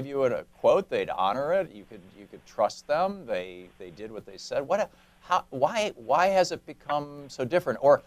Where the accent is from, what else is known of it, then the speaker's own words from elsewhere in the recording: Michigan, United States; moved away as an adult; also born or lived in New Hampshire / Germany / Atlanta, Georgia / Vermont; now in Oregon, United States; I grew up in Michigan.